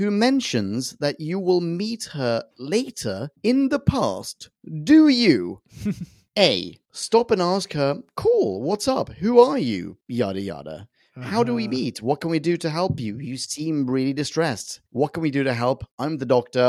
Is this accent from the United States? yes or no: no; Sweden; I'm from Sweden